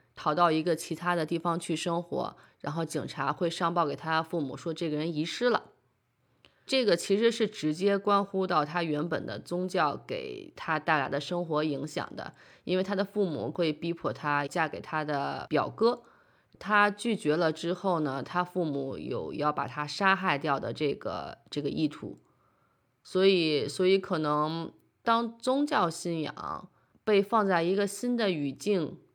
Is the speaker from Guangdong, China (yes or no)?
no; Beijing, China; moved away as an adult; also born or lived in New York; now in Denmark; 从小生活在北京，后来在纽约读书